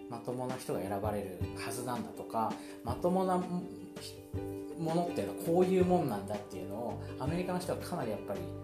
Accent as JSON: {"language": "Japanese", "town": "Nagoya", "region": "Aichi", "country": "Japan", "tie": "born or raised there", "moved": "yes", "said": "僕がたまたま地元の名古屋に帰省中なので"}